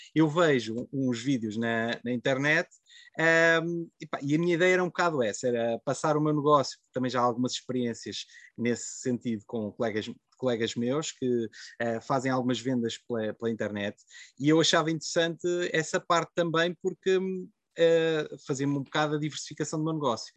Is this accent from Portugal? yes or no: yes; Covilhã, Centro, Portugal; eu sou da, da Covilhã, portanto, na, ali na encosta da Serra da Estrela.